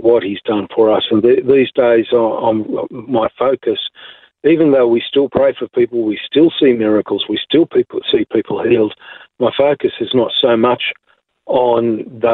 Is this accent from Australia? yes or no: yes; Belmont, New South Wales, Australia; moved away as an adult; also born or lived in Sawtell, New South Wales; when I left school in 1977, in 1978, I went to a new place. I moved from Belmont on Lake Macquarie to Sawtell near Coffs Harbour